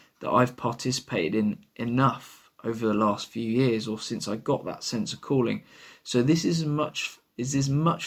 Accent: London, United Kingdom; now in Bristol, United Kingdom; I am not from Bristol. I come from London.

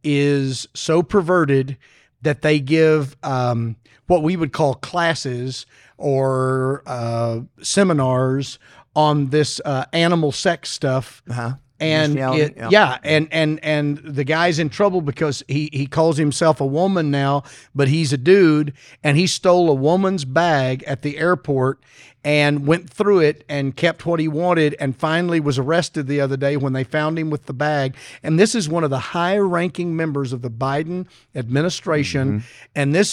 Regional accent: Arkansas, United States; I'm from Arkansas.

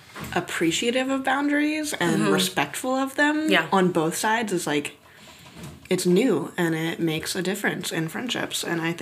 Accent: Cary, North Carolina, United States; I'm from Cary.

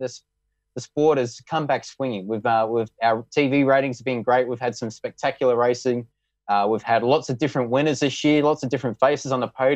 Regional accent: South Australia, Australia; racing my home state once again

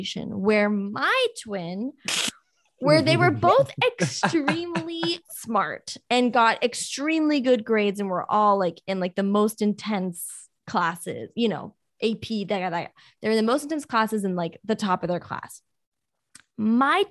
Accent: Miami, Florida, United States; growing up in Miami

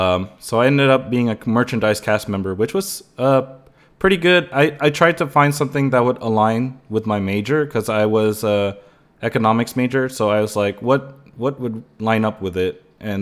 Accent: California, United States; I grew up here in the Bay Area, like the San Francisco Bay Area in general. That's like the area I'm at. I'm still based there.

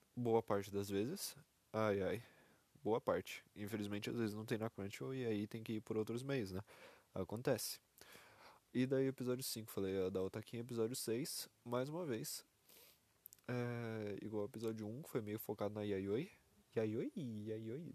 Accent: Brazil; sou brasileiro, PTBR.

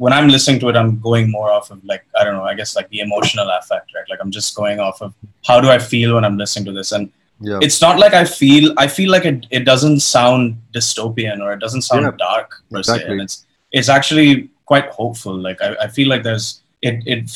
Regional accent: India; we're Indian

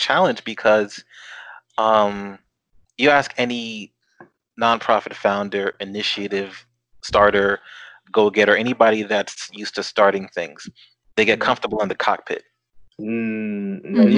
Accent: Newark, New Jersey, United States; growing up in Newark, being surrounded by that vibrancy

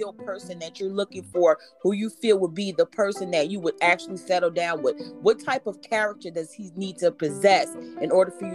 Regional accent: Georgetown, South Carolina, United States; born or raised there

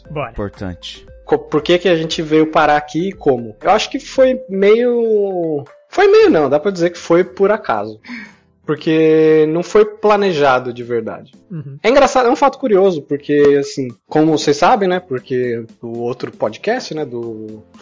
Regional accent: Canada; Vou falar do meu país, que eu posso falar agora, que é meu país. Olha só. Eu sou canadense.

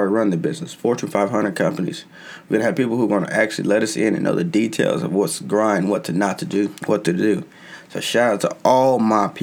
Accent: United States; I'm an American

